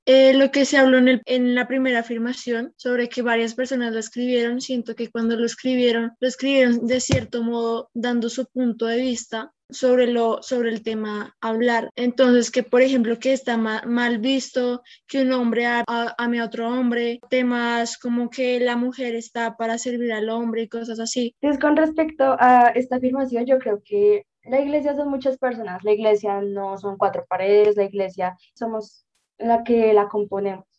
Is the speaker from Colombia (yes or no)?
yes; Colombia; yo nací en Colombia, yo soy cristiana